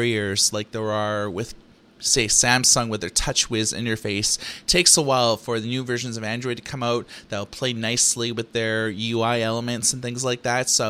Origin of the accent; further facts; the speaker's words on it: Thunder Bay, Ontario, Canada; Growing up in Thunder Bay, Ontario, Canada